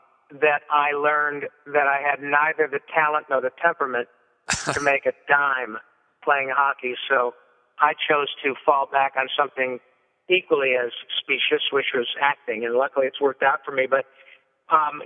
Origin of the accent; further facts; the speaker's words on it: Michigan, United States; now in Los Angeles, United States; I grew up in Michigan, played a lot of hockey